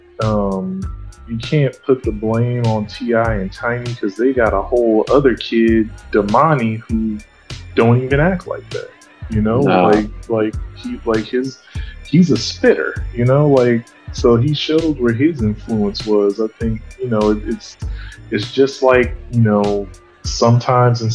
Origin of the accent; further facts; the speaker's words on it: San Jose, California, United States; I'm from San Jose, which is not too far from Oakland